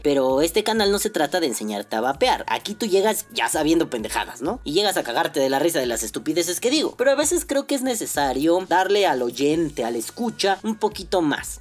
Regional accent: Mexico

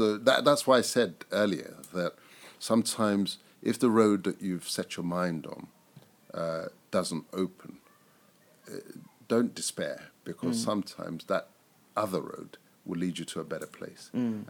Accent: Nigeria

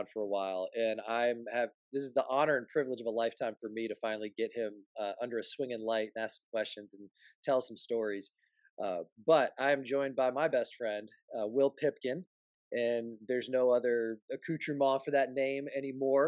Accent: Florida, United States; born or raised there; also born or lived in South Carolina

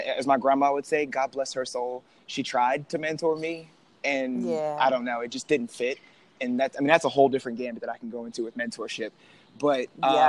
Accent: Youngstown, Ohio, United States; now in Columbus, United States; from Youngstown, Ohio, live in Columbus, been in Ohio my entire life

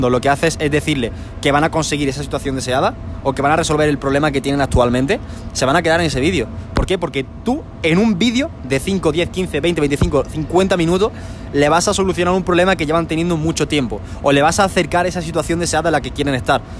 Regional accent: Spain; porque ahora mismo estamos en Medellín y yo soy de España.

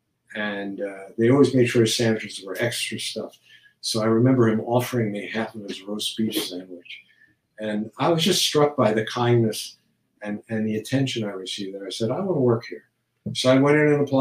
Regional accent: New York City, New York, United States; I grew up in Kew Garden Hills, Queens

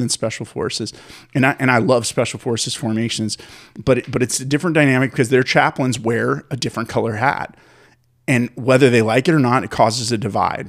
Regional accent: San Francisco, California, United States; I grew up in the Bay Area of California in San Francisco

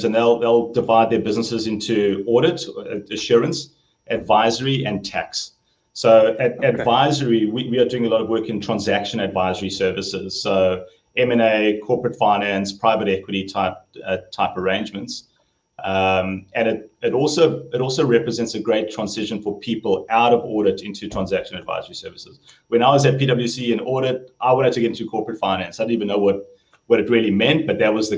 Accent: Johannesburg, Gauteng, South Africa; moved away as an adult; now in San Luis Obispo, United States; growing up in Joburg

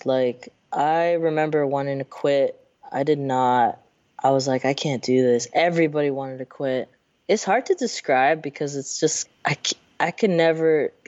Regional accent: Seattle, Washington, United States; moved away as an adult; also born or lived in San Francisco / Marin; now in Oakland, United States; I was raised in I was born in San Francisco. I was raised in Seattle my whole life

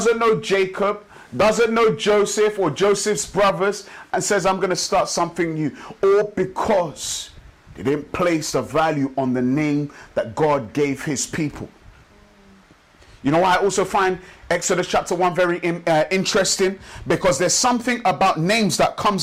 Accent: Nigeria; now in London, United Kingdom; I'm from Nigeria, of the Yoruba tribe

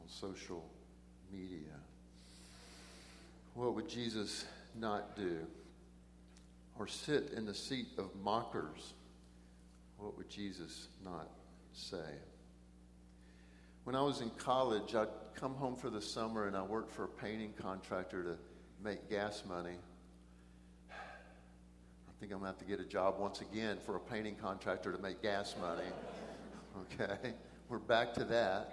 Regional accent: Brazos River Valley, Texas, United States; also born or lived in Eldorado, Texas; I grew up in the Brazos River Valley

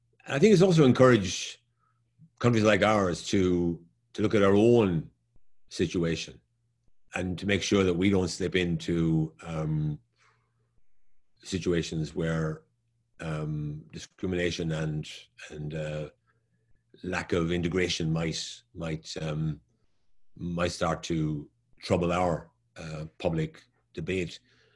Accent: Ireland; when I was growing up in Ireland, it was a very homogenous country, except for a few students in Dublin who are from other parts of the world.

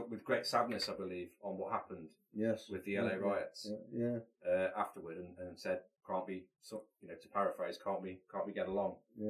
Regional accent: United Kingdom; Yeah, we seem to be scratching the surface a little bit with our understanding of it as white British people.

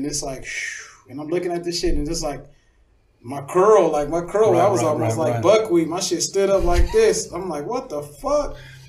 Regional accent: Louisiana, United States; born there; Like I told you, I was born in Louisiana.

